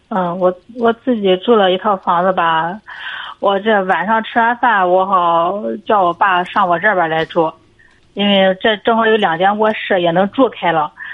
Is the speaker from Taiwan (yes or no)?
no; Jinan, Shandong, China; 我是济南的